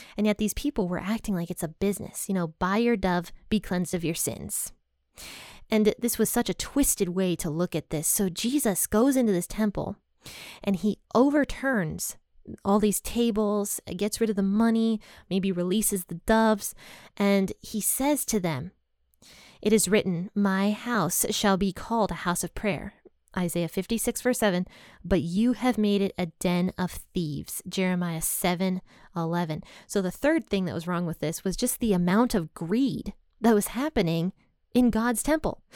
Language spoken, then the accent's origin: English; United States; I'm from America